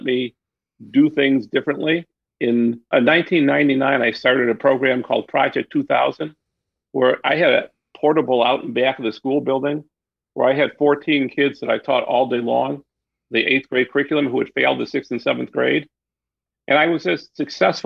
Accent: Detroit, Michigan, United States; I'm from Detroit. I'm a Detroiter. I've stayed here. Went to public schools in Detroit

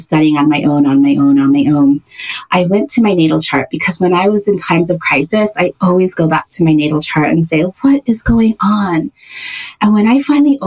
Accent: Hawaii, United States; moved away as an adult; also born or lived in San Francisco; I was born and raised in Hawaii.

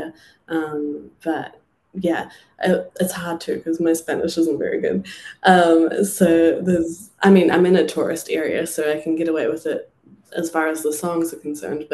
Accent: New Zealand; moved away as an adult; my hometown, there was a few places I played

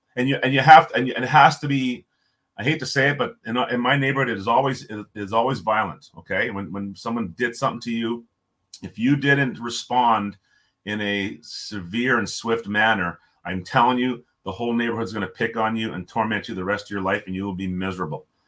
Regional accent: Toronto, Ontario, Canada; also born or lived in Jamaica; I was born in Jamaica, moved to Toronto when I was three.

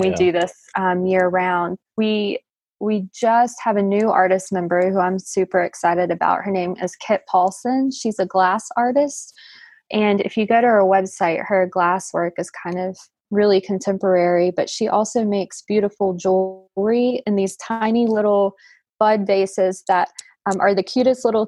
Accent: the Piedmont, North Carolina, United States; also born or lived in Raleigh, North Carolina / Boone, North Carolina; now in Burnsville, United States; I grew up in the Piedmont, so really not too far away.

